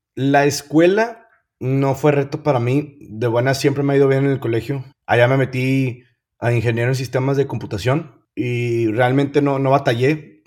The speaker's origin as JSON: {"language": "Spanish", "town": "Monterrey", "region": "Nuevo León", "country": "Mexico", "also_born_or_lived": "United States", "said": "soy, soy bien orgulloso, regio, bien orgulloso"}